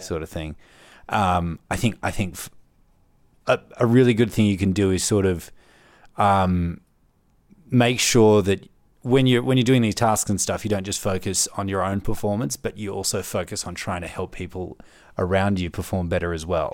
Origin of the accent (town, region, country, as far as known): Melbourne, Victoria, Australia; moved away as an adult; now in Canberra, Australia